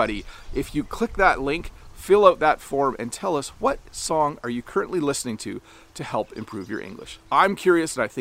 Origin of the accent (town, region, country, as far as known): Canada